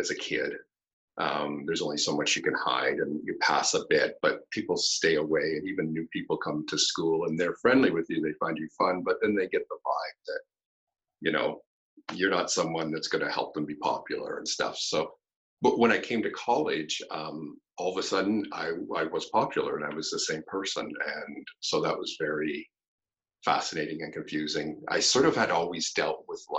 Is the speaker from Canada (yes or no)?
yes; Campbellford, Ontario, Canada; I grew up in a small little hockey town in Canada in the 70s called Campbellford